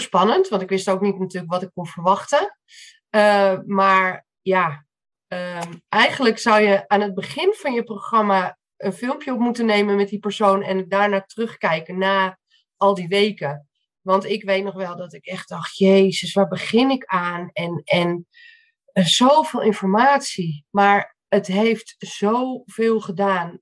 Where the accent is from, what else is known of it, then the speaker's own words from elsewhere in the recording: Amstelveen, North Holland, Netherlands; ik eh, kom uit Amstelveen.